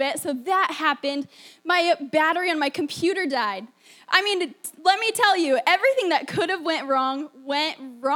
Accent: Pennsylvania, United States; also born or lived in Florida; I grew up in Pennsylvania

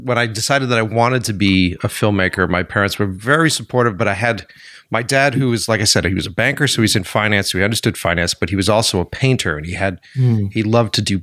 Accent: Framingham, Massachusetts, United States; I grew up in Framingham, Mass.

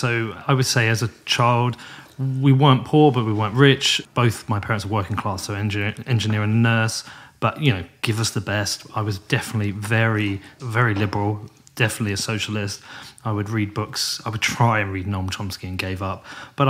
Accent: United Kingdom; But coming over as a British person to the US, this is like my 60th, 70th time.

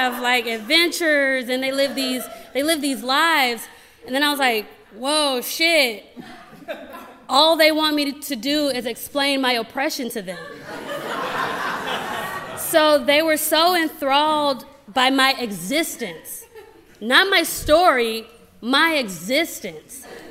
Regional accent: Gary, Indiana, United States; moved away as an adult; also born or lived in Los Angeles; I grew up in Gary, Indiana.

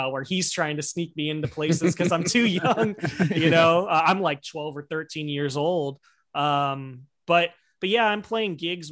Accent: Central Valley, California, United States; also born or lived in Oakland, California / Hayward, California; my family moved into the Central Valley, kind of the Modesto, Stockton, Tracy, Manteca area

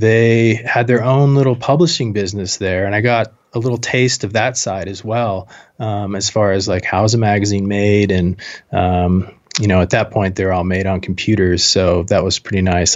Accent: Moscow, Idaho, United States; moved away as an adult; also born or lived in Jackson Hole, Wyoming; I went to college in my hometown, Moscow, Idaho

